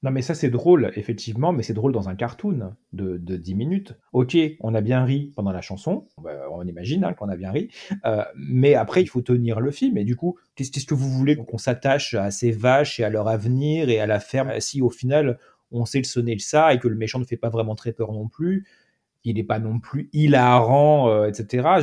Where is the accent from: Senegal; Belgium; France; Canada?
France; Cannes, Provence-Alpes-Côte d'Azur; moved away; also born or lived in Île-de-France; je suis de Cannes, donc je, connais les cinémas de Cannes